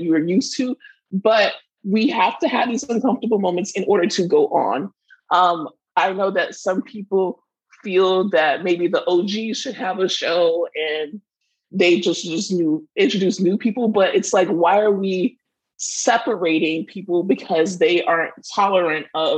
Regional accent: Florida, United States; We are from Florida

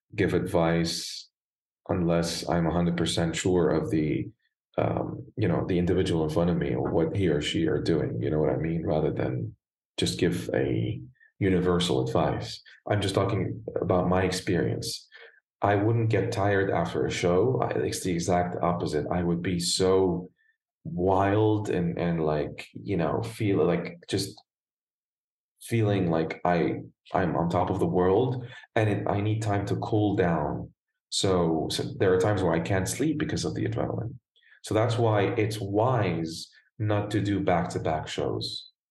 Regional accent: Beirut, Beirut Governorate, Lebanon; accent: American; moved away as an adult; also born or lived in Germany / Italy; now in United States; So I was born and raised in Lebanon, in Beirut, Lebanon

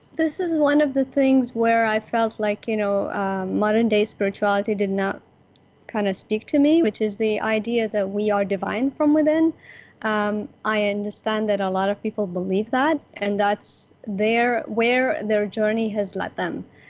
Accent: Abu Dhabi, United Arab Emirates; I am from Abu Dhabi, United Arab Emirates, the UAE, where Dubai is

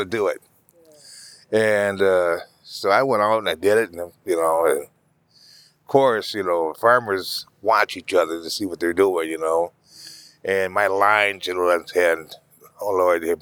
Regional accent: Madison, Wisconsin, United States; I'm from Wisconsin, you know, from Madison.

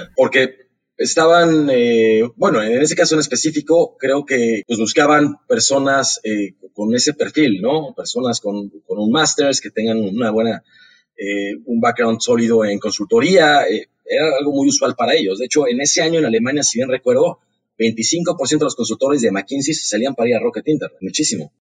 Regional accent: Mexico City, Mexico; yo nací en Ciudad de México

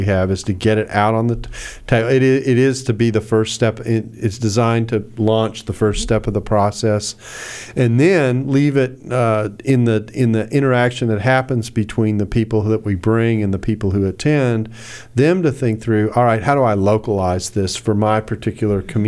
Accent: the South, United States; I'm from the South

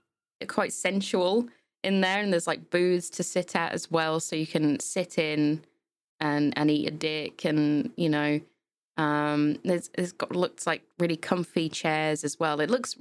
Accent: England, United Kingdom; growing up in England as well, like, you know, you've got places like Ann Summers

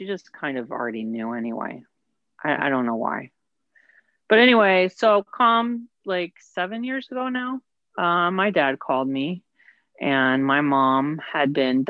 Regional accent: West Virginia, United States; I got that from my mother. It's a Southern thing. I'm from West Virginia. We're just friendly like that.

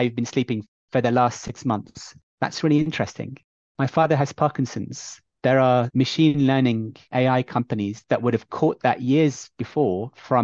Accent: Bahrain; moved away; I'm from Bahrain originally

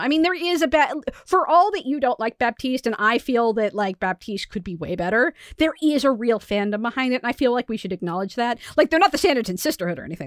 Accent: United States; as American

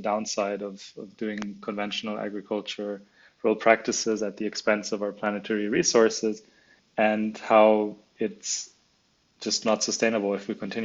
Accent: Munich, Bavaria, Germany; also born or lived in China / Spain / New Zealand; I was born in Munich, in Germany, where the business is also located. But when I was 9 years old, we moved to China with the family

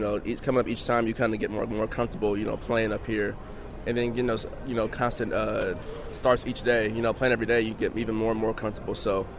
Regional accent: Oakland, California, United States; You know, as a kid growing up, I'm from Oakland, California.

